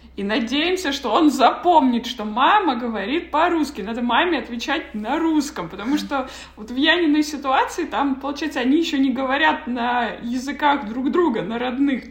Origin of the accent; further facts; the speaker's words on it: Kazakhstan; moved away as an adult; я вот, например, уехала из Казахстана, мне было 18